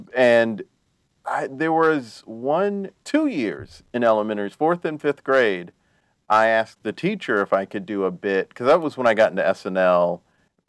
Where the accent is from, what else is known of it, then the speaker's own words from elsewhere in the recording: South Carolina, United States; I'm from South Carolina and North Carolina. Yeah. But I mostly lived in South Carolina